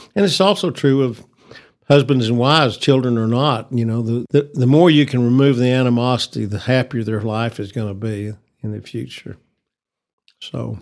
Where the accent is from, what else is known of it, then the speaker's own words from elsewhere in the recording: Amarillo, Texas, United States; I was born in Northwest Texas Hospital in nineteen forty-nine, so, uh, I have, uh, been a lifelong resident of this city